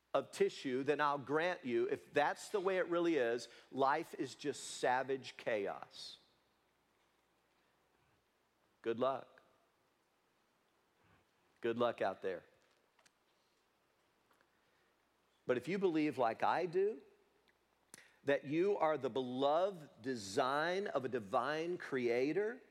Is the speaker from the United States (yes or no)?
yes; Leoma, Tennessee, United States; moved away; little boy growing up in Leoma, Tennessee